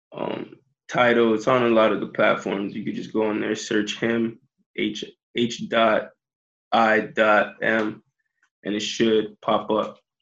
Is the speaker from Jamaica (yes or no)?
yes; Jamaica; I'm Jamaican